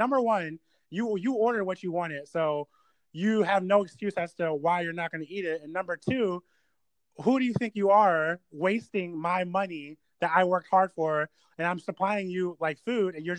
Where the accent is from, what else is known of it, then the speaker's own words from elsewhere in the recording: Delaware, United States; I was born in Delaware, actually.